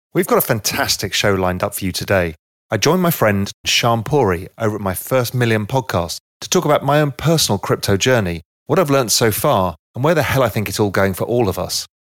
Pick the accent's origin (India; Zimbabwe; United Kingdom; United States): United Kingdom; England; now in Cayman Islands; I'm English